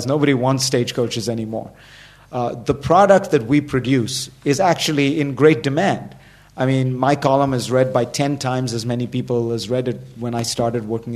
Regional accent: Mumbai, Maharashtra, India; I grew up in Bombay, but spent a lot of time in rural India because my father was a politician

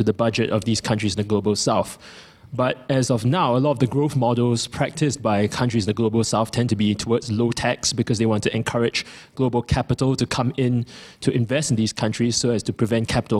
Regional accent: Singapore; moved away as an adult; now in London, United Kingdom; I'm from Singapore, and I'm currently studying abroad at King's

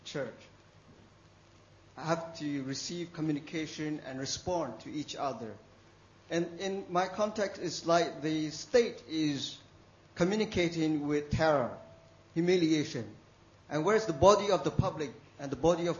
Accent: Myanmar; I'm from Burma

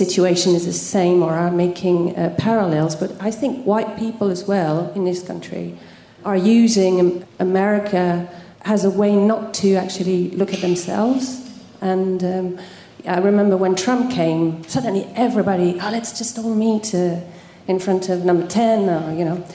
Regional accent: France; moved away; I'm Franco-British. I was born in France

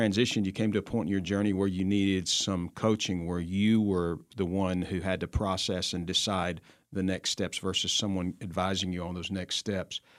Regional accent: New Jersey, United States; the uh, county I was born in in New Jersey

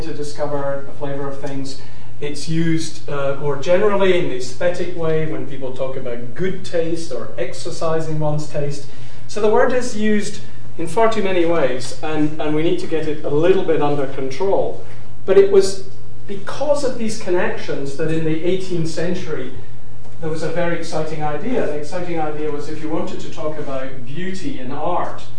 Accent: Glasgow, Scotland, United Kingdom; now in London, United Kingdom; as a Scot, having grown up in Glasgow

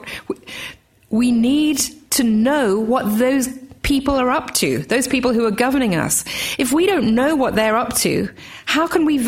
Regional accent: Australia; also born or lived in England; I'm Australian as well as English.

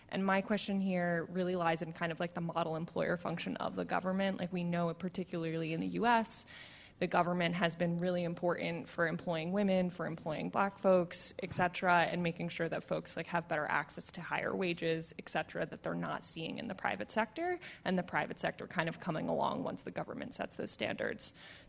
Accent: Syracuse, New York, United States; accent: American; moved away as an adult; now in United Kingdom; I'm a Master's of Public Policy student here. You can hear that I am American. I'm actually from Syracuse, New York

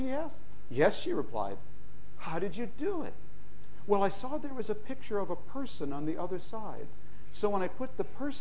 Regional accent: United States; I as an American

